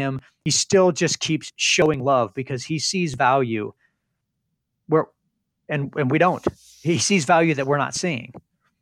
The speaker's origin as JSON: {"language": "English", "region": "Northern Indiana", "country": "United States", "tie": "born or raised there", "said": "I grew up in Northern Indiana."}